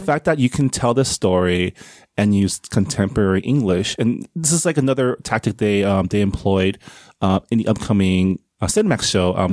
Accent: San Gabriel, California, United States; born or raised there; also born or lived in Canada

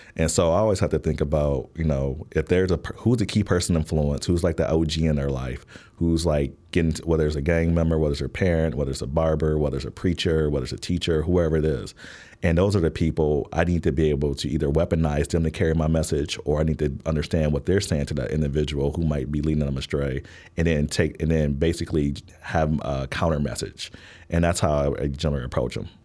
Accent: Milwaukee, Wisconsin, United States; moved away as an adult; also born or lived in Washington, D.C. / Baltimore / Fort Wayne, Indiana; now in Chicago, United States; I was born in Milwaukee, Wisconsin

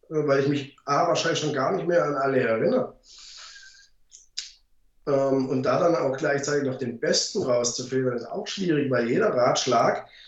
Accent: Baden-Württemberg, Germany; ich komme ja {S1} aus dem Schwabeländle und da spart man ja gern.

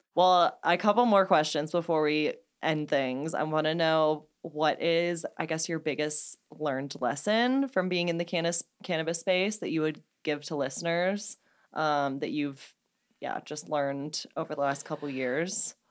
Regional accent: St. Louis, Missouri, United States; I'm from Saint Louis, Anheuser-Busch

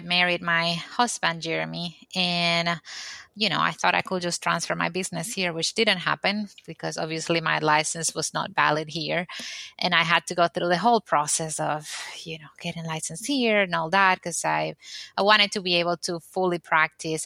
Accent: Dominican Republic; moved away as an adult; now in United States; I am originally from the Dominican Republic and I used to have a business back there

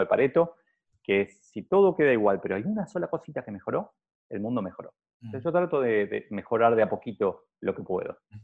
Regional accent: Argentina; yo lo veo acá en Argentina, donde para mí tenemos un nivel de políticos simple, porque como, como argentinos probablemente somos más simples

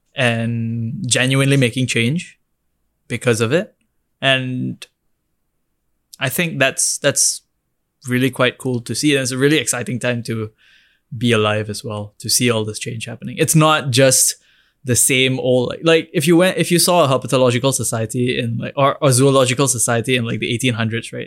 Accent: Singapore; as an Indian, as a young Indian from Singapore

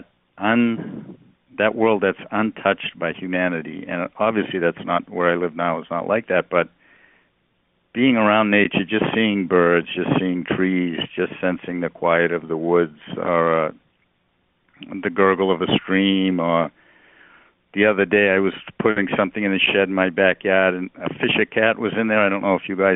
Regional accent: outside of Boston, Massachusetts, United States; moved away; I grew up right outside of Boston, like at the end of the subway line

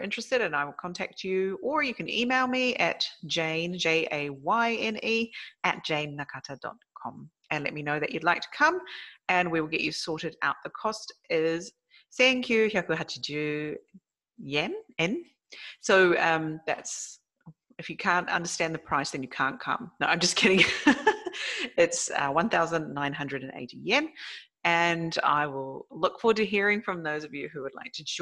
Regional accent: South Island of New Zealand, New Zealand; now in Japan; my childhood in New Zealand, because that's mainly what we have as nature. And especially where I grew up down in the South Island of New Zealand

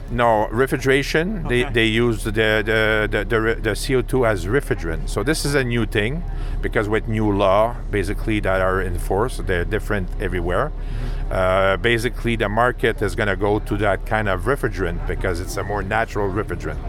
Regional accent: Montreal, Quebec, Canada; first language French; English is a second language; I'm from uh, Montreal, Quebec, so we speak French basically. So you have to uh, forgive me for my accent

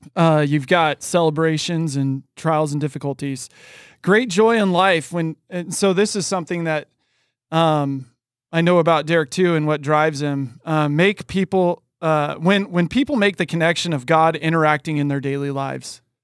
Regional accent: Oregon, United States; moved away; also born or lived in California; being born and raised in Oregon

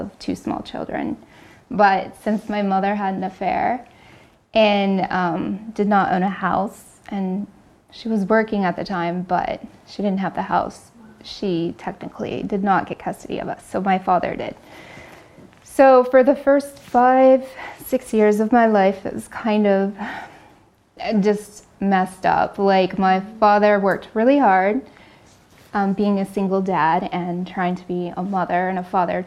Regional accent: Kansas, United States; moved away as an adult; now in Pennsylvania, United States; I'm originally from Kansas and been in the Pennsylvania area for 16 years now.

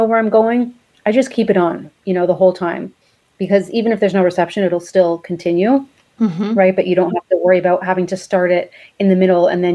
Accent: Toronto, Ontario, Canada; moved away as an adult; now in Riviera Maya, Mexico; I'm from Toronto, Canada

